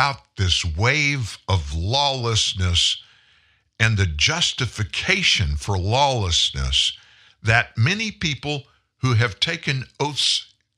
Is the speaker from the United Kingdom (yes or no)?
no; South Louisiana, United States; moved away as an adult; now in Shreveport, United States; I grew up in South Louisiana